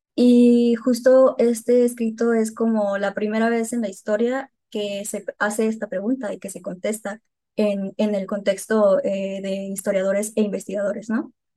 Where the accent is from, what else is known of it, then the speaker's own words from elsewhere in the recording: Hermosillo, Sonora, Mexico; moved away as an adult; now in Guadalajara, Mexico; Yo soy de Sonora de Hermosillo eh, y se va a notar con mi acento en como dos segundos.